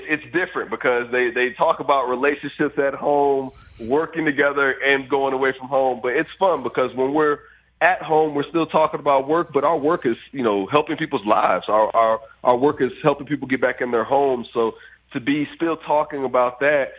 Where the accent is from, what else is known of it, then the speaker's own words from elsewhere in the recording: Fort Myers, Florida, United States; my hometown of Fort Myers